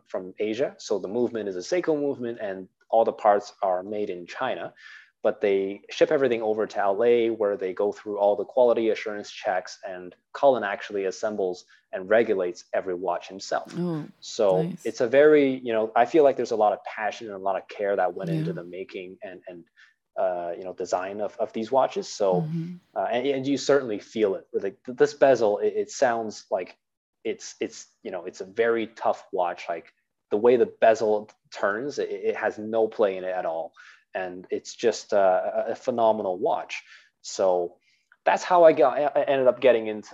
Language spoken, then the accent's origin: English; Canada; I'm Chinese Canadian